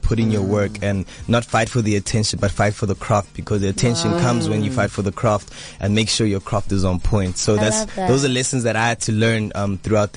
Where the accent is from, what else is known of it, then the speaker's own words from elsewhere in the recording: Johannesburg, Gauteng, South Africa; I was born and bred Johannesburg.